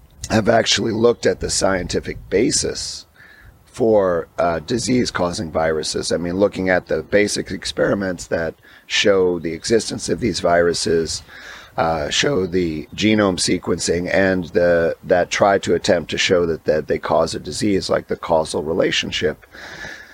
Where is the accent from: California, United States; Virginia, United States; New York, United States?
New York, United States; New York City; I grew up in Staten Island, which is right across the harbor, obviously, from the World Trade Center.